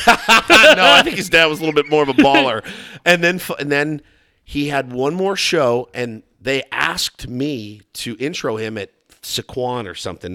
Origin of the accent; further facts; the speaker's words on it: Texas, United States; I'm from Texas